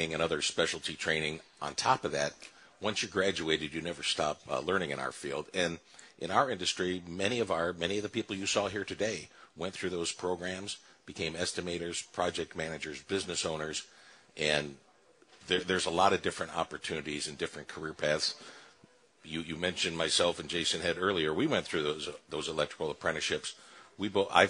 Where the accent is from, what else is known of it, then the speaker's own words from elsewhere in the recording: Shelby Township, Michigan, United States; my old stomping grounds where I grew up in Shelby Township